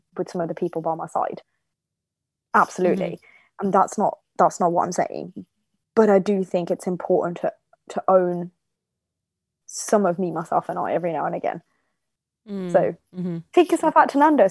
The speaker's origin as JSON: {"language": "English", "town": "Bedworth", "region": "West Midlands", "country": "United Kingdom", "tie": "born or raised there", "also_born_or_lived": "Germany / Nottingham / Oxford", "said": "I was born and brought up in Germany, but I moved to Bedworth when I was 9"}